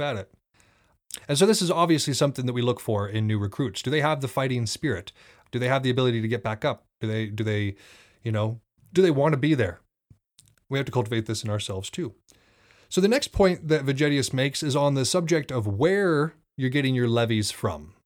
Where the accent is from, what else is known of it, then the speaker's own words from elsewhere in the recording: Thompson Falls, Montana, United States; I grew up in Thompson Falls for the first six years of my life